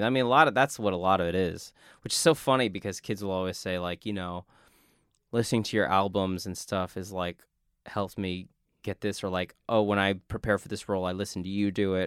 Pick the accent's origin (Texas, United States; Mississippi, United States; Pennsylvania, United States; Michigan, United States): Texas, United States; South; as a kid growing up in South Texas